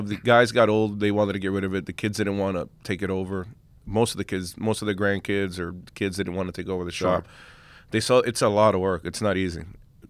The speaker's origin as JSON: {"language": "English", "town": "Long Island City", "region": "New York", "country": "United States", "tie": "born or raised there", "said": "I grew up in Uptown, in Queens, Long Island City in Uptown."}